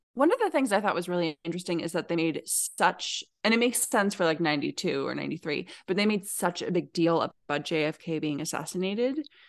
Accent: Alaska, United States; now in Oregon, United States; I grew up in Alaska

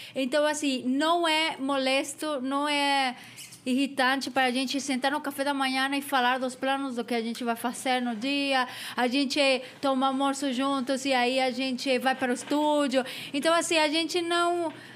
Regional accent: Mexico; Portuguese is a second language; also born or lived in London, United Kingdom; now in São Paulo, Brazil; eu não sou da França, sou do México.

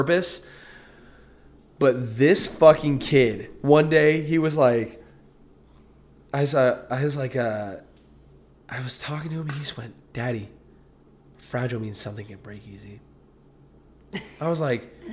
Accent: United States; as an American

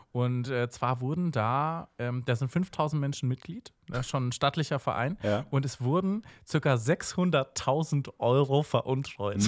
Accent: Erlangen, Bavaria, Germany; ich komme aus der kleinen Stadt, oder ich glaube, es ist die kleinste Großstadt, Großstadt Bayerns, Erlangen

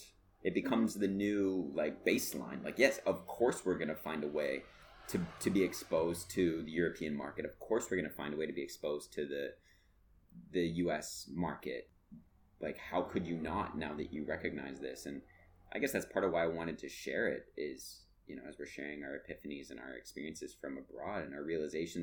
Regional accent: Canada; as a Canadian, it hurt my Canadian pride.

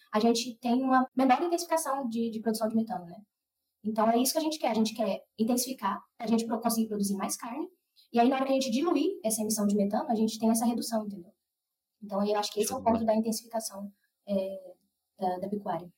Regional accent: Rondonópolis, Mato Grosso, Brazil; moved away as an adult; also born or lived in Cuiabá; now in Piracicaba, Brazil; Eu sou nascida e criada em Rondonópolis, no Mato Grosso

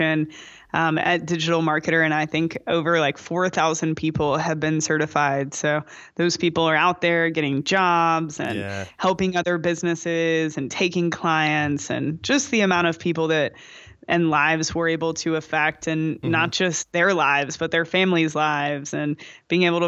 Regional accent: Kentucky, United States; also born or lived in Danville; now in Austin, United States; I'm from Kentucky

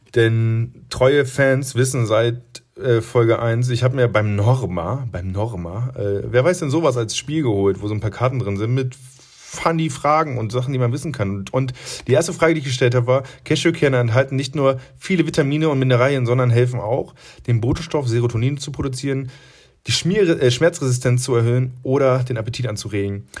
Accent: Friesland, Lower Saxony, Germany; now in Munich, Germany; ich komme aus Friesland

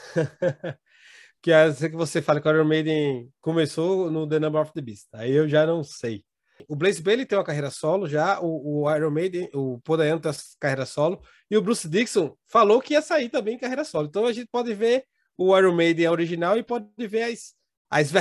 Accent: Recife, Pernambuco, Brazil; vai para minha terrinha, rapaz vai para Meterria, vai para Recife

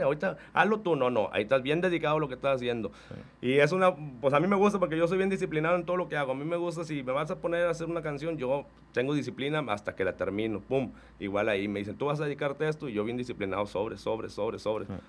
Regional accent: Reynosa, Tamaulipas, Mexico; yo soy de Reynosa

